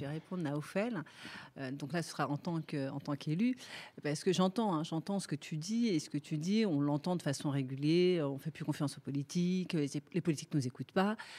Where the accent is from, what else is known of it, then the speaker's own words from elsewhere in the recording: Clichy-sous-Bois, Île-de-France, France; je suis née là, j'ai grandi là, donc j'ai une certaine proximité avec les habitants du territoire.